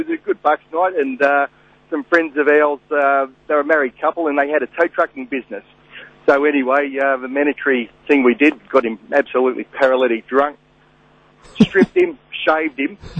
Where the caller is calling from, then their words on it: Brisbane, Queensland, Australia; also born or lived in Sydney; I'm Brisbane, but this is a story from when I was living back in Sydney.